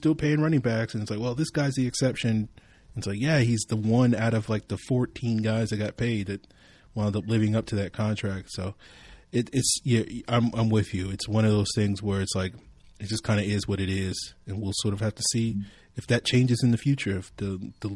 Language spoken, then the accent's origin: English; Virginia, United States; my home state of Virginia